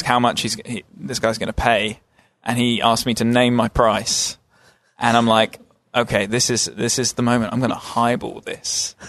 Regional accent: England, United Kingdom; moved away; we are English.

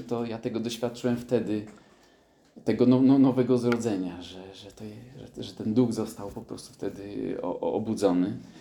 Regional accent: Krynica-Zdrój, Lesser Poland, Poland; urodziłem się na południu Polski, w Krynicy Zdrój

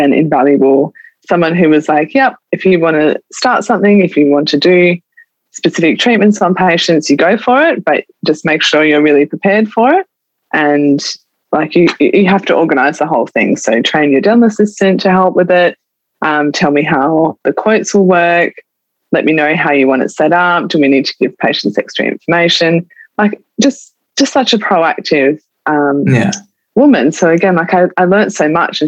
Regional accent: Adelaide, South Australia, Australia; also born or lived in Tasmania; I grew up in Adelaide, all my family, my friends are here

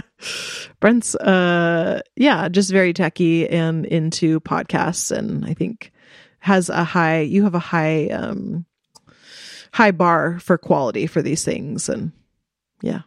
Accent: United States; I am here as an American

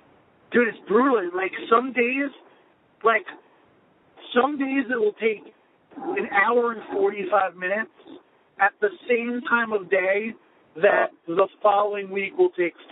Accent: Plainview, New York, United States; also born or lived in Queens, New York / Philadelphia; I grew up in Plainview. I live in Beth Page now.

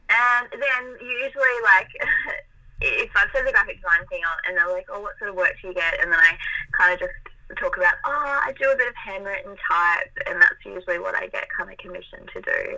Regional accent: Melbourne, Victoria, Australia; Yeah, so I was born in Melbourne. I'm 28, so 28 years ago, I was born in Melbourne and have lived here my whole life. So yeah, I'm I'm half Italian. So my background, as far as like heritage, I I'm half Italian.

